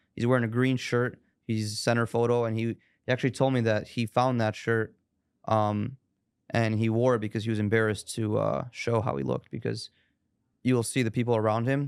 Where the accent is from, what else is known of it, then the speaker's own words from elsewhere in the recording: Chicago, Illinois, United States; born and raised in Chicago